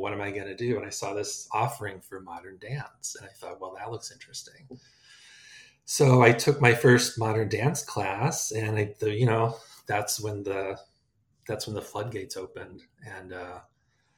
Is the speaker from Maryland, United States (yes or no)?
no; Rockland County, upstate New York, United States; moved away as an adult; also born or lived in Pennsylvania / Minnesota; I grew up in New York, upstate New York, just north of New York City, in Rockland County.